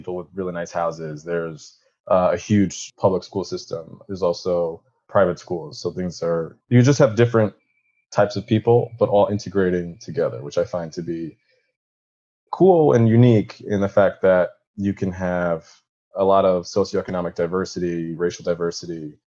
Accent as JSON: {"language": "English", "area": "Westchester", "region": "New York", "country": "United States", "tie": "born or raised there", "also_born_or_lived": "Spain", "said": "I'm from New York. I'm from actually Westchester, New York, so right outside the city"}